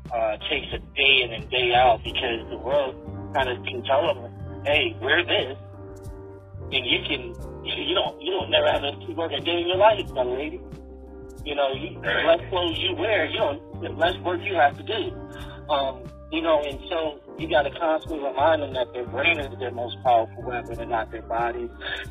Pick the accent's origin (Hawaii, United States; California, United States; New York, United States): New York, United States; now in Virginia, United States; I grew up in New York, and as diverse as it is, it's super separating, and Virginia is not.